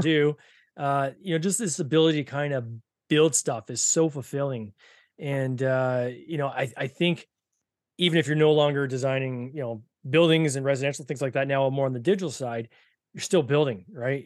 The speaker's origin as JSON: {"language": "English", "country": "Canada", "said": "Two Canucks"}